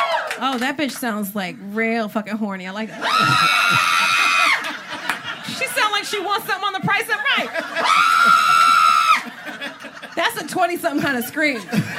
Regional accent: New Jersey, United States; Say that because I'm from Jersey.

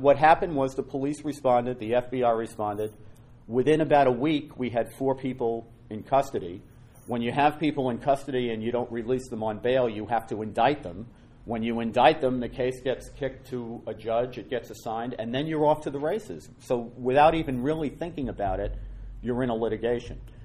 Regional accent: New York City, New York, United States; I'm a Irish Catholic guy from the Bronx

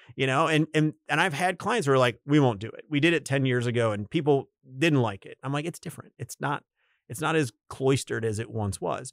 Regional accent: United States; as an American

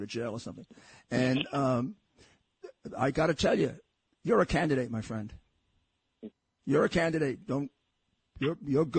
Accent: New York City, New York, United States; I'm a New Yorker all my life

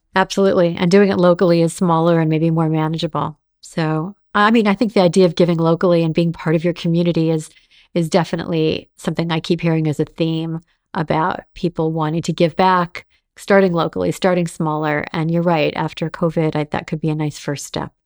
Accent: Los Angeles, California, United States; growing up in Los Angeles

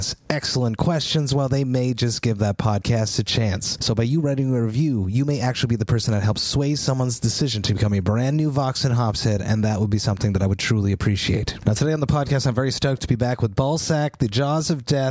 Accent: Montreal, Quebec, Canada; my hometown, Montreal

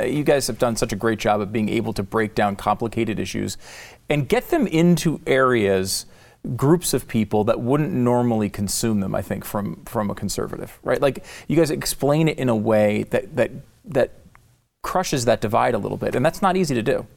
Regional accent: Connecticut, United States; also born or lived in New York; I, I was, uh, born in New York. I grew up in Connecticut

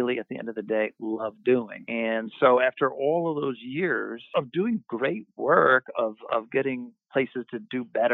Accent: Westchester, New York, United States; also born or lived in New Orleans / Albany, New York; now in New York City, United States; I grew up not in New York City, but outside in Westchester.

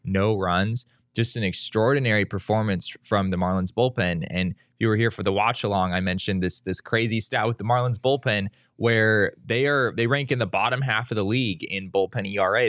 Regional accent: Arizona, United States; I grew up in Arizona

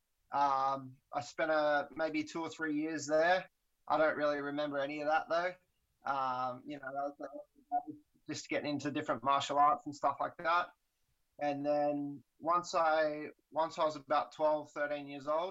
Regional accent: Elands, New South Wales, Australia; I grew up in a small country town called Ellenborough Falls, Elands. There's a population of about 120 people. That was my hometown

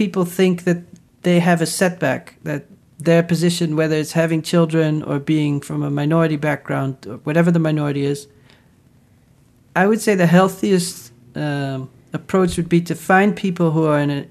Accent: Netherlands; moved away; growing up in the Netherlands

